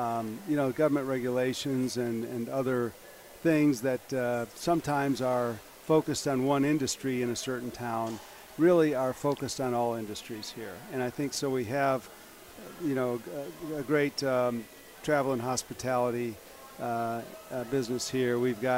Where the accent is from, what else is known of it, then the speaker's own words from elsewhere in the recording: Michigan, United States; moved away; I'm from Michigan.